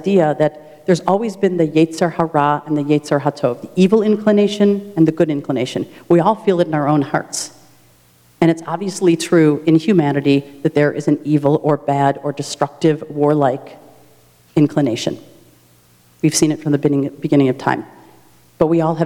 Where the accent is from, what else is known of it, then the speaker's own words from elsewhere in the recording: United States; as an American Jew